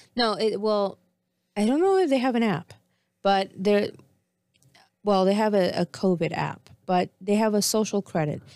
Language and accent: English; Argentina; moved away; I was born in Argentina